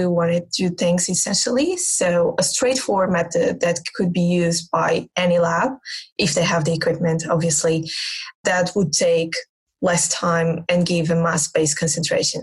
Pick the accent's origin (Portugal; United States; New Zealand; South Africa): Portugal; now in Exeter, United Kingdom; I'm from Portugal.